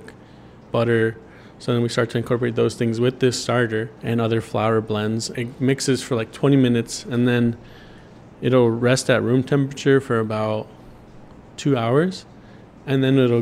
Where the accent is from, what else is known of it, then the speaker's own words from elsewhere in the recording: Bakersfield, California, United States; also born or lived in Long Beach; growing up here as an American raised by Mexican immigrants, born in Bakersfield